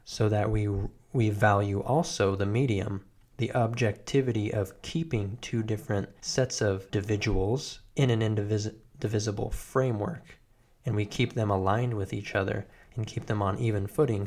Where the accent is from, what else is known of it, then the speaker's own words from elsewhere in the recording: United States; I am an American.